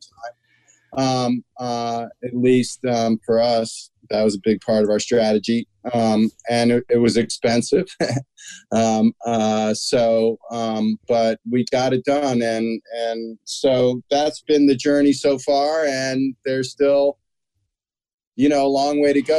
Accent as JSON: {"language": "English", "town": "Washington", "region": "District of Columbia", "country": "United States", "tie": "born or raised there", "said": "My brother and I, our parents raised us in the Washington, D.C. area."}